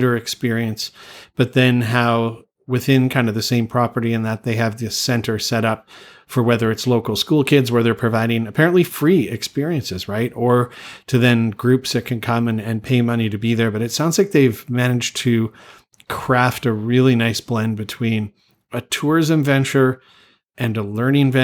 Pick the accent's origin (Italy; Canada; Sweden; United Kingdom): Canada; moved away; growing up in Canada